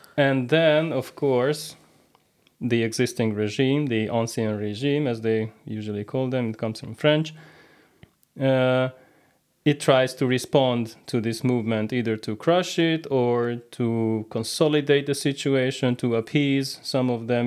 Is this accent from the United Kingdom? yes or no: no; Hungary; moved away as an adult; also born or lived in Canada; Originally, I'm from Hungary.